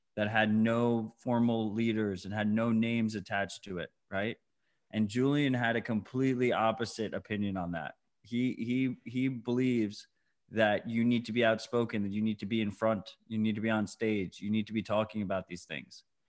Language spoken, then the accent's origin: English; United States